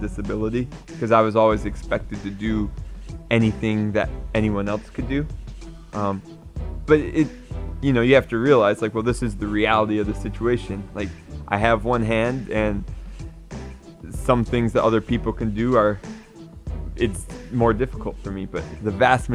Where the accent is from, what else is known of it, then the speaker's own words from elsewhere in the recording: Michigan, United States; I'm from Michigan, so ice hockey's popular. So I played hockey growing up